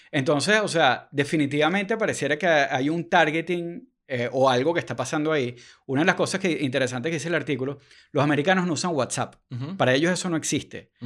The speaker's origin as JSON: {"language": "Spanish", "country": "Venezuela", "said": "somos venezolanos explicándole a los gringos"}